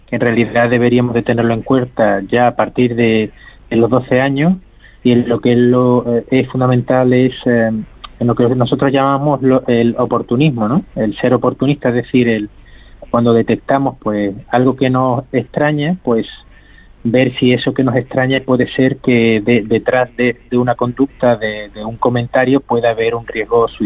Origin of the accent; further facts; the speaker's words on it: Andalusia, Spain; que, en, como andaluz a decirlo, ¿no? El folclore, ¿no? El, marketing que pueda tener alguna otra enfermedad, ¿no?